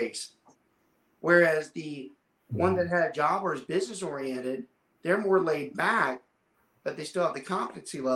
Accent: Southern Louisiana, United States; I'm from Southern Louisiana

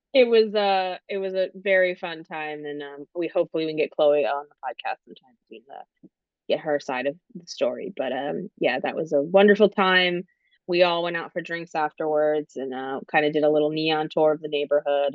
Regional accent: Delaware, United States; also born or lived in Arkansas; now in Durham, United States; I'm originally from Delaware, so been an East Coaster all but four years of my life when I did a brief stint to Arkansas

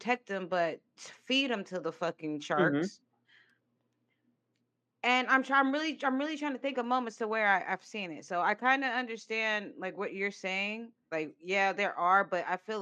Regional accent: West Coast, United States; I grew up majority of my life in the West Coast

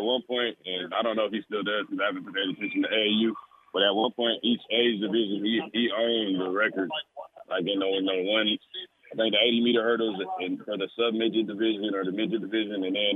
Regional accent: Copperas Cove, Texas, United States; Growing up in Copper's Cove

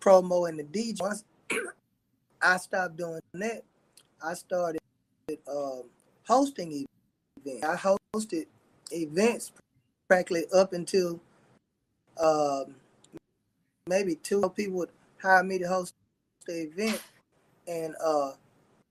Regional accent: Shreveport, Louisiana, United States; also born or lived in Houston, Texas; Louisiana, practically all my life. So, you know what I'm saying? Once I moved from Houston, I was raised here in Shreveport, Louisiana

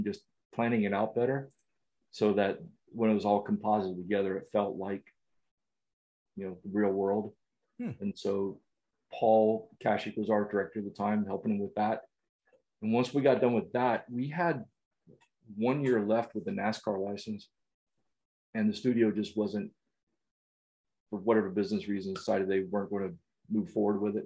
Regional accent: the South, United States; growing up in the South

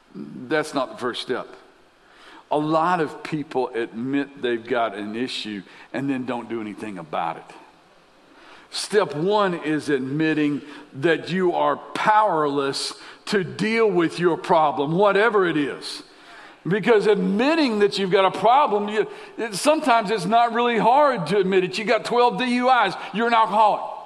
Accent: Lexington, Kentucky, United States; I grew up in Lexington as a kid

